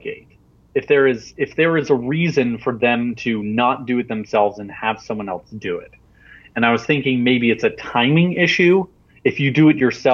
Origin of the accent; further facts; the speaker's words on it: Salt Lake City, Utah, United States; now in Provo, United States; I'm from Salt Lake City, Utah, and right now I'm in Provo, Utah, which is 45 minutes away